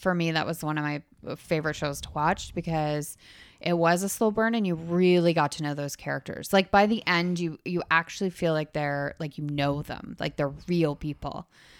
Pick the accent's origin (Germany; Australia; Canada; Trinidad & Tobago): Canada; Up here. We're Canadian.